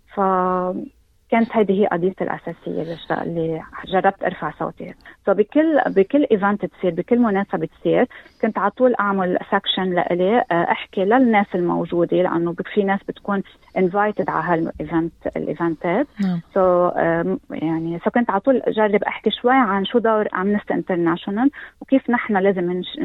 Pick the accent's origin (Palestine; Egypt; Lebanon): Lebanon; now in Australia; أني من لبنان